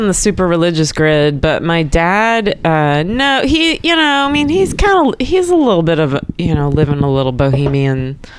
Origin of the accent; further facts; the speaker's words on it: Tyler, Texas, United States; also born or lived in Dallas, Texas; I grew up... Well, I was born in Dallas, and then we moved out to East Texas.